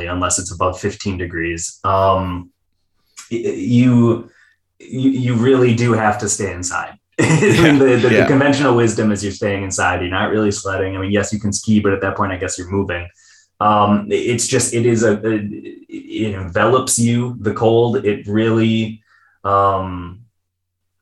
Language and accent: English; Minnesota, United States; I'm Minnesotan